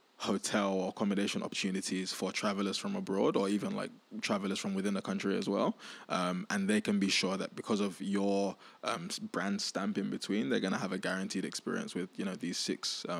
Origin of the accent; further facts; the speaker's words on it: Nigeria; And then I was like, look, I'm Nigerian. Like, there's a lot happening in Nigeria at the moment.